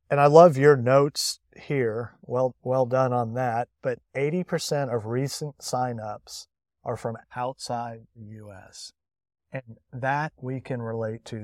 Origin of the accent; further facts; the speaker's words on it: England, United Kingdom; as an English citizen